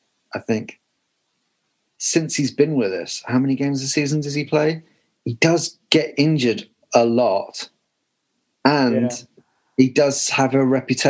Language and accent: English; Newcastle upon Tyne, North East England, United Kingdom; moved away; being Geordie expats, which I guess refers to all of us except Paul